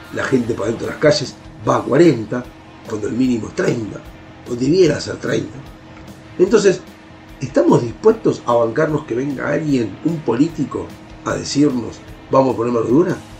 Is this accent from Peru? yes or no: no; Argentina; como ciudadanos argentinos